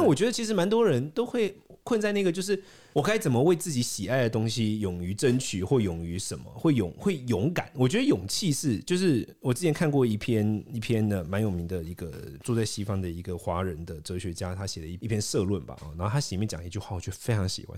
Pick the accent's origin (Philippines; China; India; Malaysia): India; now in Taiwan; 我是在一个很辛苦的环境，印度长大